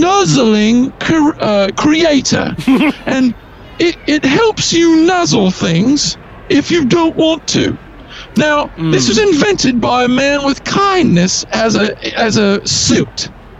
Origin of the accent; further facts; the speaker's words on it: Leeds, Yorkshire and the Humber, United Kingdom; Well, see, it's different. I'm from Leeds. It's different where I come from.